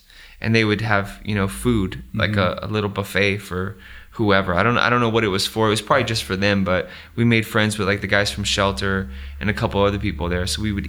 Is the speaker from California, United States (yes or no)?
yes; Riverside, California, United States; also born or lived in Fontana; at the time where I grew up in Riverside and Fontana, he had a place called The Barn, which had the best shows ever.